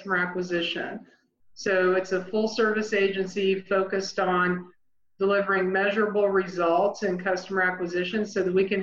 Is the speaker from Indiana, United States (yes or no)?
yes; Indiana, United States; born or raised there